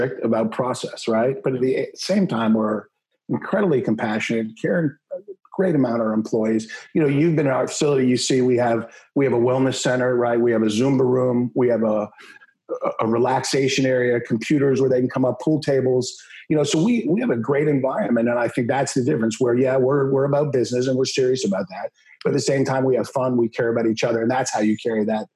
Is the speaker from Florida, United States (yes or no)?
no; Maryland, United States; now in Texas, United States; grew up in Maryland